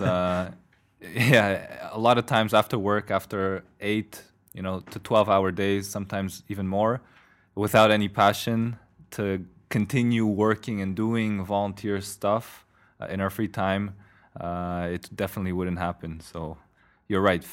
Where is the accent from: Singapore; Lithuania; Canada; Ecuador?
Canada; also born or lived in Poland; now in Brussels, Belgium; I'm Polish Canadian, live in Brussels now